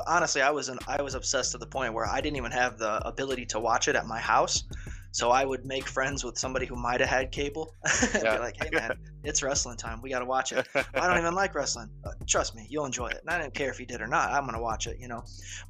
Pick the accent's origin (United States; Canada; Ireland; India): Ireland; I am Irish, but nonetheless, my obsession with it all grew from kung fu movies as a child